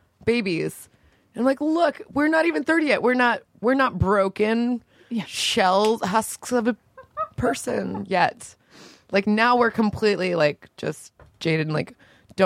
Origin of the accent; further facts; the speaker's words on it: Orlando, Florida, United States; It's because I'm from Florida. I think I just have like a. It's like not an accent. It's just like I just talk like a. Like I barely speak English because I was raised in Florida.